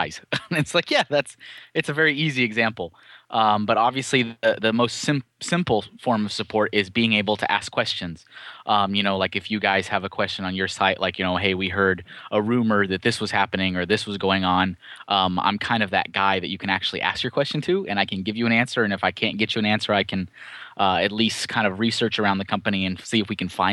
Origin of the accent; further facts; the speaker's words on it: Austin, Texas, United States; moved away as an adult; also born or lived in Colorado / Chandler, Arizona / Enfield, Connecticut; Austin, Texas, which is actually my hometown. I'm from Austin originally